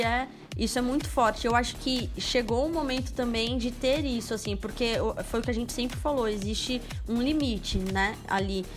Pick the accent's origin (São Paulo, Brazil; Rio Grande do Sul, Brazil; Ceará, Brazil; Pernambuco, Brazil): São Paulo, Brazil; como boa paulistana